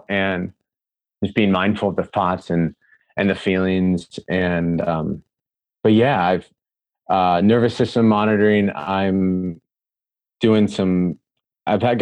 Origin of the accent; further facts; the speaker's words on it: Des Moines, Iowa, United States; So out of Iowa City, Iowa, I'm fourth generation Hawkeye. So I grew up in Des Moines